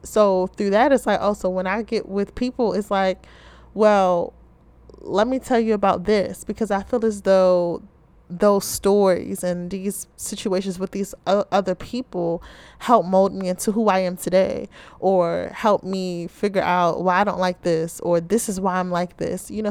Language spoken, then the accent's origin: English; Baltimore, Maryland, United States; I'm from the Charm City, Ravens Nation, or as many of you may call it, Be More, Baltimore, Maryland.